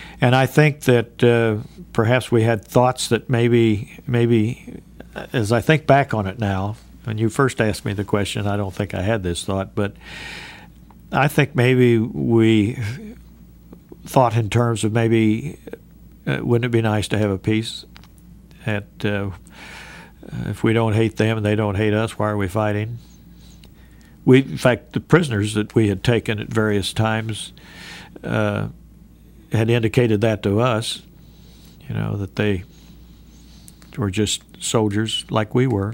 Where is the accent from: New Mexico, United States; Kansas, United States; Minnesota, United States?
Kansas, United States; Great Bend; I was raised in Great Bend, Kansas